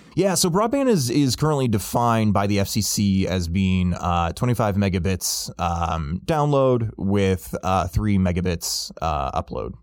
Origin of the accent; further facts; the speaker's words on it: Illinois, United States; my home state of Illinois